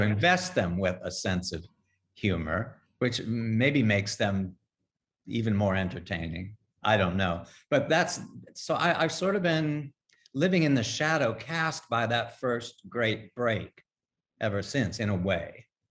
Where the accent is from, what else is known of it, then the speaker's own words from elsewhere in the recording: Midwest, United States; now in New York, United States; I'm a Midwesterner